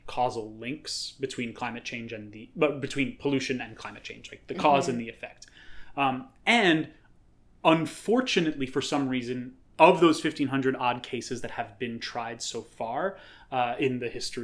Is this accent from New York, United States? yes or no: yes; New York City, New York, United States; as a New Yorker